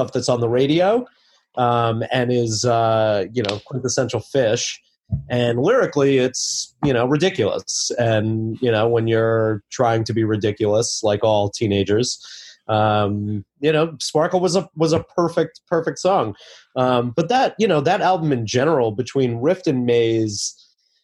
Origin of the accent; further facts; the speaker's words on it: Long Island, New York, United States; also born or lived in Chicago; now in New York City, United States; I grew up on Long Island